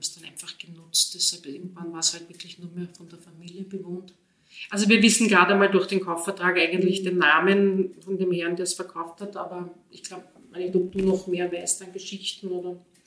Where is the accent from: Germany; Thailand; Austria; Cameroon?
Austria; Vienna; moved away as an adult; now in Pressbaum, Austria; ich komme ja eigentlich ursprünglich aus Wien, ich komme aus dem 10. Bezirk